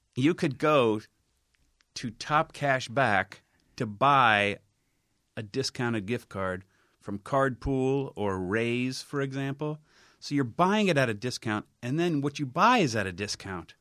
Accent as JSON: {"language": "English", "town": "Cincinnati", "region": "Ohio", "country": "United States", "tie": "born or raised there", "moved": "yes", "said": "I grew up on Salem"}